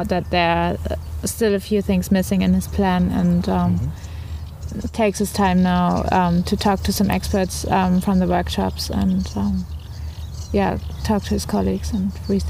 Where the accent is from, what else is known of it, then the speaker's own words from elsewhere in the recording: Germany; now in Groningen, Netherlands; I'm from Germany as well.